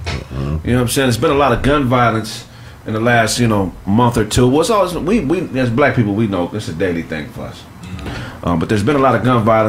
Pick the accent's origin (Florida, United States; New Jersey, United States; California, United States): California, United States; Pasadena; also born or lived in West Covina / Ontario / Detroit / Phoenix; You know, I'm from Pasadena. I was born there. I've lived in Pasadena, West Covina, Ontario, Detroit, Michigan